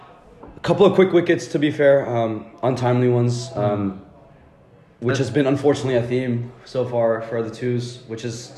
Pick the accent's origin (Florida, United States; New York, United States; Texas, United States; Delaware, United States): Texas, United States; moved away as an adult; now in England, United Kingdom; I am coming from Texas, from America. I'm currently here for uni.